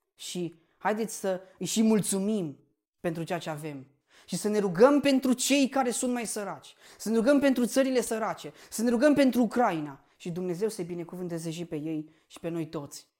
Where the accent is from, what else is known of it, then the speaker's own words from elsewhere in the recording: Romania; noi ca și români suntem binecuvântați